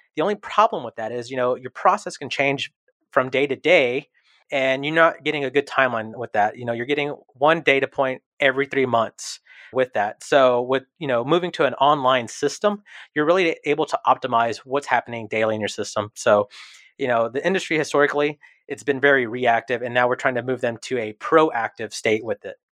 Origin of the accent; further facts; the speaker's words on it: Houston, Texas, United States; I was born and raised here in Houston